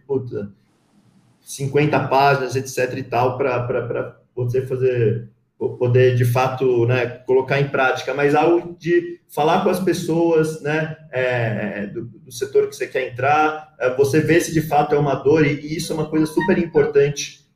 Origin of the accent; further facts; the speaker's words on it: São Paulo, Brazil; moved away as an adult; also born or lived in Rio de Janeiro; sou de São Paulo, eu, eu, eu mudei um, para o Rio de Janeiro no, em 2019, 2009 para fazer faculdade lá